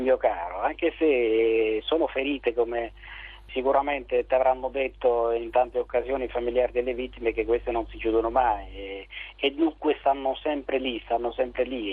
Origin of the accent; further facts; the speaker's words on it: Santa Maria Capua Vetere area, Campania, Italy; delle mie parti, di Santa Maria Capovetre